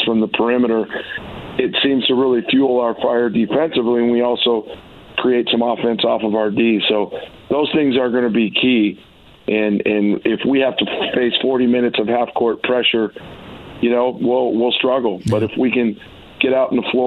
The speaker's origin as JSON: {"language": "English", "town": "Chicago", "region": "Illinois", "country": "United States", "tie": "born or raised there", "moved": "yes", "lives_now": "Oregon, United States", "said": "I'm a guy that grew up a lot of years in Chicago"}